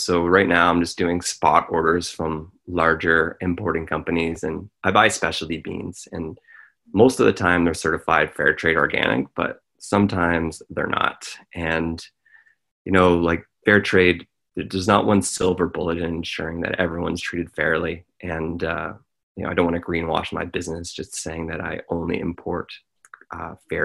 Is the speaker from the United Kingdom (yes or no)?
no; Smiths Falls, Ontario, Canada; we bought a house in my hometown of Smiths Falls